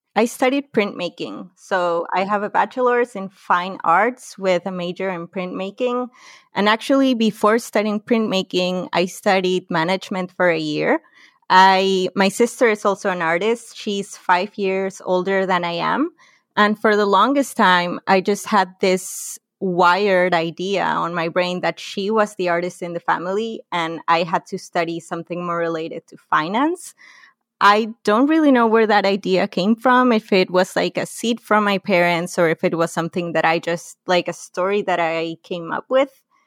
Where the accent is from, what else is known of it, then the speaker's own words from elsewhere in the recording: Lima, Peru; also born or lived in Tarapoto; I grew up in Lima, which is in the coast, and it's the capital city of Peru